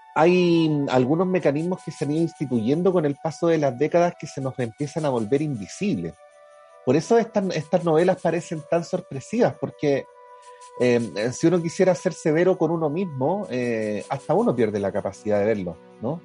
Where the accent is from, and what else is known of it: Chile